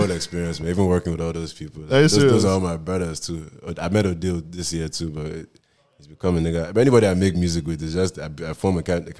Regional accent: Costa Rica; I'm from Costa Rica, man. I don't do like that.

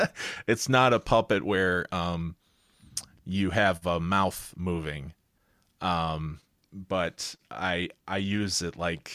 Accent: Sterling Heights, Michigan, United States; Where I grew up. I grew up in Sterling Heights.

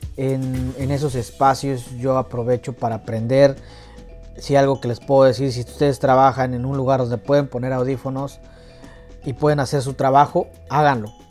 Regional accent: Hidalgo, Mexico; now in United States; yo soy orgullosamente mexicano, yo nací el 13 de junio de 1995 y yo vengo de un pueblito de provincia, orgullosamente del estado de Hidalgo

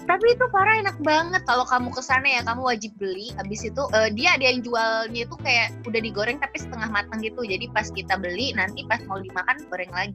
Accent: Kinari, Solok, West Sumatra, Indonesia; di kampungku gitu ya, namanya Kinari

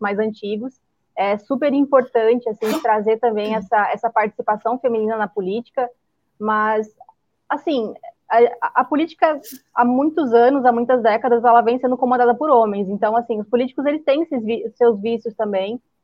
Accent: Três Passos, Rio Grande do Sul, Brazil; é a cidade que eu fui criada, Três Passos

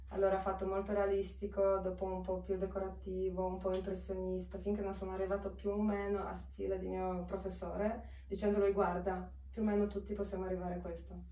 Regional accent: Białystok, Podlaskie Voivodeship, Poland; Italian is a second language; moved away as an adult; also born or lived in Warsaw, Poland / Carrara, Italy; now in Milan, Italy; vengo dalla Polonia, è il paese nord-est, eh, che si chiama Białystok, dentro la foresta.

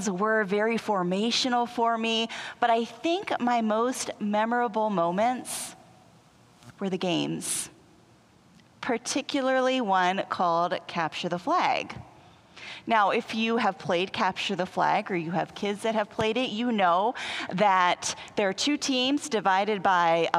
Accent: Western Pennsylvania, United States; I grew up in Western Pennsylvania

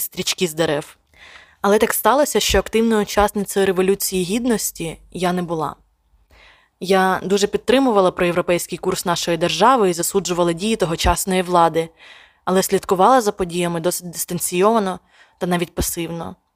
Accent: Sumy, Sumy Oblast, Ukraine; моє рідне місто Суми

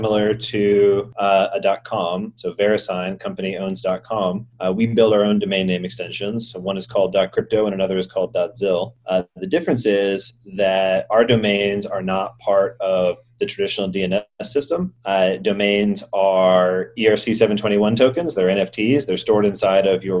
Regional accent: Atlanta, Georgia, United States; moved away as an adult; also born or lived in San Francisco; I'm from Atlanta, started in the real estate field.

